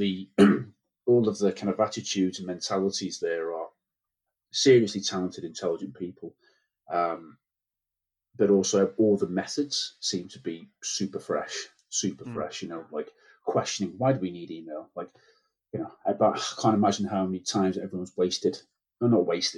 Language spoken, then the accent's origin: English; North Wales, United Kingdom; moved away; I'm from North Wales originally